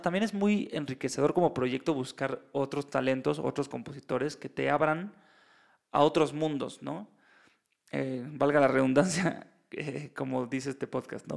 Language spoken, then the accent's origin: Spanish; Mexico; yo soy mexicano